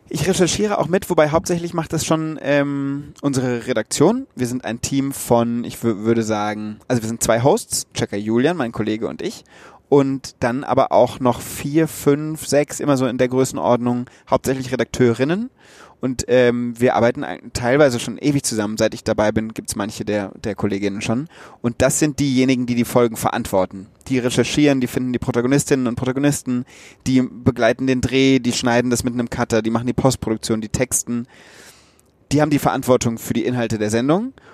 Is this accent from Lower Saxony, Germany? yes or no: no; Wöllstein, Rhineland-Palatinate, Germany; moved away as an adult; also born or lived in Münster; now in Berlin, Germany; Ich komme ja aus Rheinhessen.